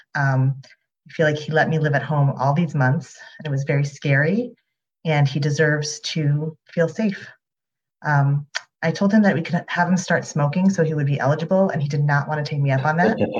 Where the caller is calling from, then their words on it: New York City, New York, United States; I am calling from Upper Manhattan